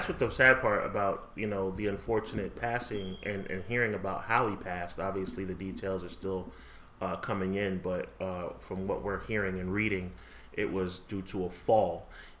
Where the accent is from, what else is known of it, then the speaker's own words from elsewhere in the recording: Nevada, United States; Yeah, I'm from Nevada.